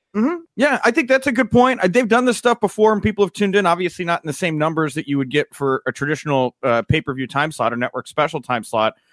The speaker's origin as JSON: {"language": "English", "region": "Texas", "country": "United States", "tie": "born or raised there", "said": "I grew up in Texas where, we, you know, I was bred a gentleman"}